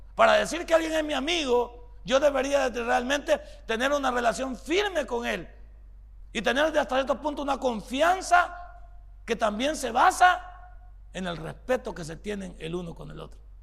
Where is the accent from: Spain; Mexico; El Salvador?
El Salvador; somos los salvadoreños